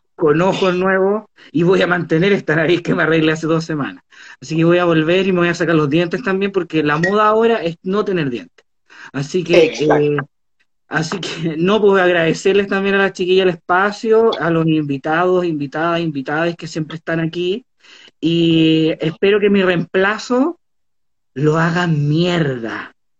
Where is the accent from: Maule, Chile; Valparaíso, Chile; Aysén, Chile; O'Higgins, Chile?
Valparaíso, Chile; fui criada en Valparaíso